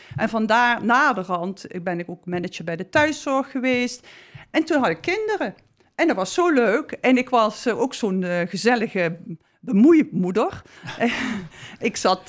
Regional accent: South Limburg, Netherlands; now in Amsterdam, Netherlands; ik ben Zuid kom uit Zuid-Limburg

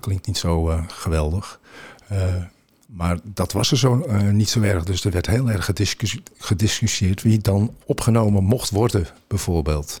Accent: Beemster, North Holland, Netherlands; Ik kom met de polder, ik kom uit Beemster.

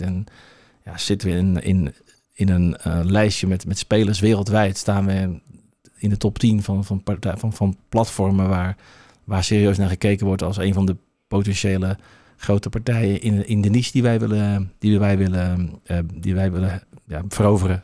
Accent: Obdam, North Holland, Netherlands; Wij komen van oorsprong uit Opdam. Ja. Uh, ehm, eh, Opdam is een prachtig dorp. Eh, op 15 minuten rijden van, van Alkmaar ben ik opgegroeid.

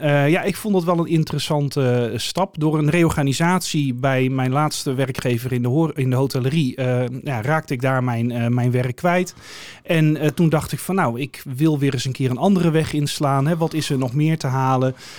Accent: Breezand, North Holland, Netherlands; now in Alkmaar, Netherlands; Ik ben er niet geboren, ik ben er opgegroeid. Vanaf mijn uh, anderhalf of zo eh, wonen we daar

